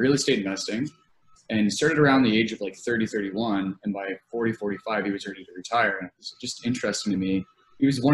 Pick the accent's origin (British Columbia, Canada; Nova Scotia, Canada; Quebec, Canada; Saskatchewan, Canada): Nova Scotia, Canada; moved away as an adult; now in London, Canada; I grew up in Nova Scotia. It's like a very, very small town